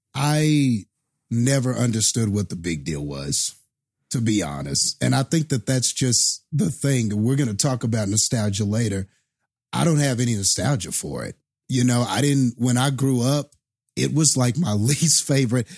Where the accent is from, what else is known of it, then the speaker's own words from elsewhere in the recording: Texas, United States; growing up being a Texan